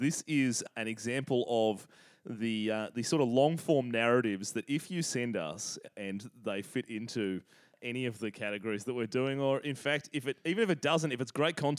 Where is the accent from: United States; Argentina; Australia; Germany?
Australia; Sydney, New South Wales; because we're white and from the North Shore. Which, for any of our overseas listeners, the North Shore of Sydney, Australia is an incredibly waspy environment, very affluent, but yes, also very white.